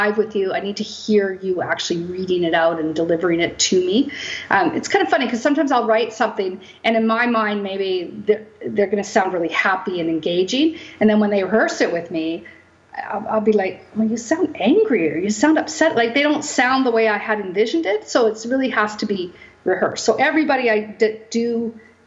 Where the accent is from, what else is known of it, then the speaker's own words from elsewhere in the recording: Kamloops, British Columbia, Canada; also born or lived in Vancouver area; now in Coquitlam, Canada; I'm born and raised in Kamloops. Right now I live in Coquitlam. I moved to Vancouver area when I was about 18